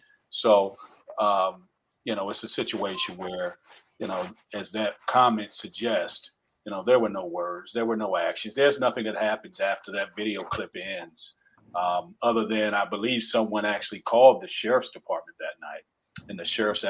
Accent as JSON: {"language": "English", "region": "the South", "country": "United States", "accent": "Southernisms", "said": "I'm from the South again. I use the word fitting sometimes. My Southernisms come out."}